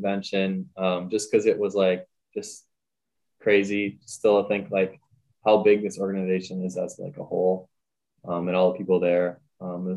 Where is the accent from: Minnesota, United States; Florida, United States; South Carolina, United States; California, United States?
Minnesota, United States; Redwood Falls; I'm from Rutted Falls, Minnesota. I just graduated high school this spring